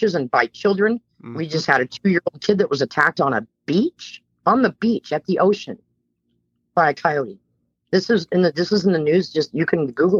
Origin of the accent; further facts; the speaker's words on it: Bay Area, California, United States; I'm a California native. I was born and raised in the Bay Area of California